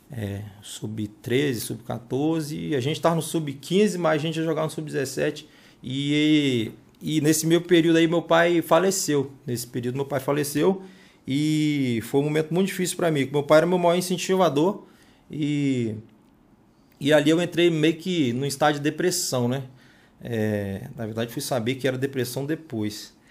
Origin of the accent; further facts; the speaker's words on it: Cariacica, Espírito Santo, Brazil; E sou nascido e criado ali no Morro do Meio